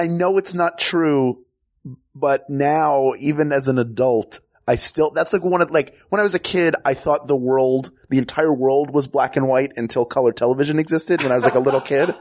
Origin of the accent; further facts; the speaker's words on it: Philadelphia, Pennsylvania, United States; moved away; also born or lived in the Southern United States; I grew up in Philadelphia